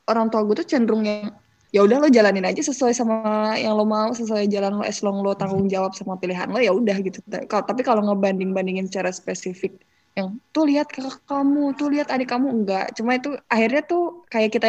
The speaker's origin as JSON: {"language": "Indonesian", "region": "Lampung", "country": "Indonesia", "said": "Gue kan orang Lampung"}